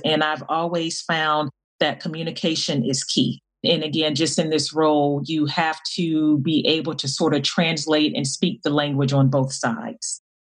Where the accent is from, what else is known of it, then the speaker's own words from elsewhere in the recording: Miami, Florida, United States; I grew up in in Miami, Florida